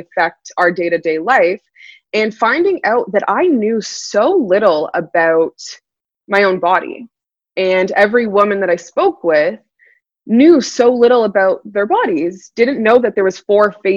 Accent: Toronto, Ontario, Canada; also born or lived in California; I'm originally from Toronto, Ontario in Canada. And I'm based out of there

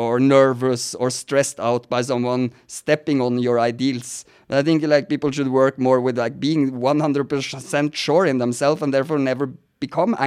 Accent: Norway; now in United States; Now I'm sitting talking to you in America, but I'm actually Scandinavian. I'm from Norway

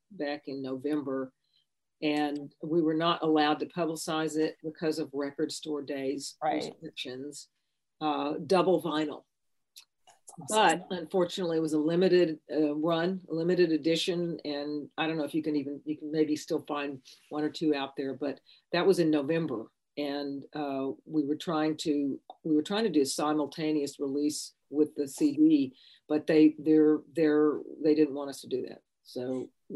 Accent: Austin, Texas, United States; railroad tracks 2 blocks from my house where I grew up in Austin

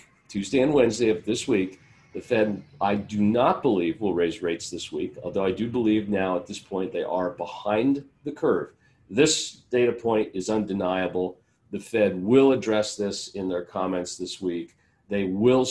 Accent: California, United States; my home state, California

